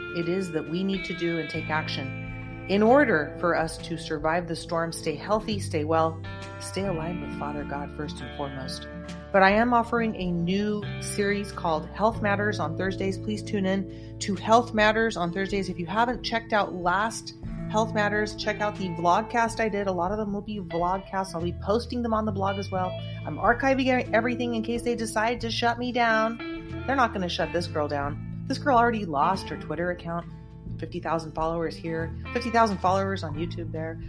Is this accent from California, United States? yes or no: yes; California, United States; I'm proud to say as a Californian